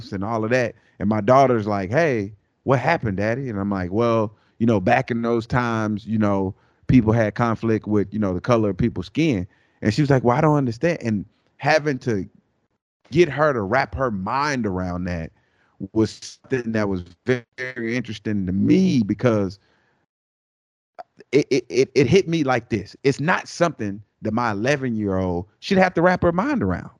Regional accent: United States; When I say we, I'm talking about Americans

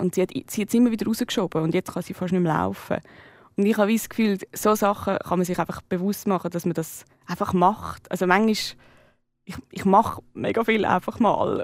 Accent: Switzerland; als äh, Schweizerin, Schweizer geboren zu sein

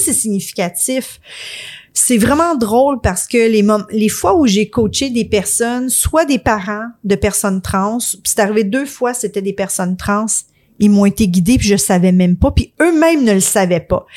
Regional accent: Quebec, Canada; on est québécois

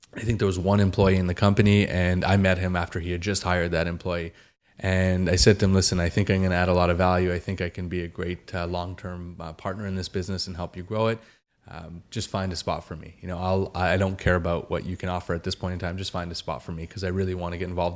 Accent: Calgary, Alberta, Canada; growing up in Calgary, Alberta, which is where I was born and raised

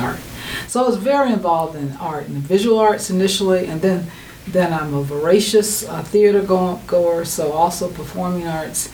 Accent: North Carolina, United States; I'm from North Carolina

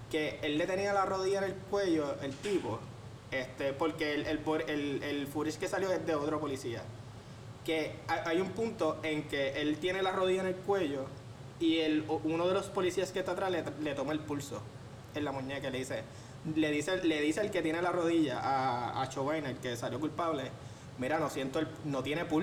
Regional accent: Puerto Rico; que cuando yo llego a Estados Unidos me doy cuenta que no soy negro para ellos. ¿Me entiendes? Yo soy puertorriqueño.

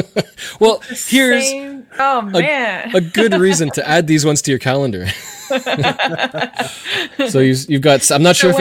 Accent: Canada; which I thought was a really interesting, as a Canadian, idea.

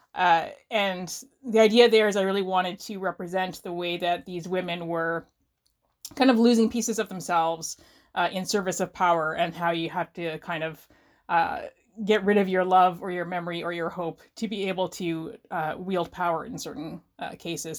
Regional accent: Canada; I am a Canadian writer of novels and novellas

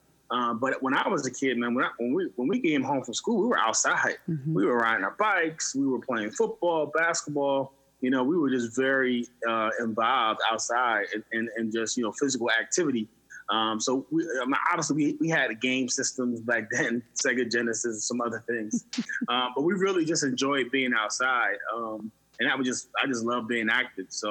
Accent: Camden, New Jersey, United States; We were born in Camden, New Jersey

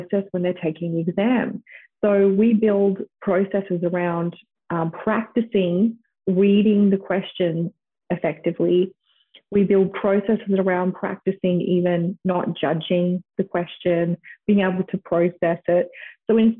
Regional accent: Australia; moved away as an adult; also born or lived in United States; growing up in Australia

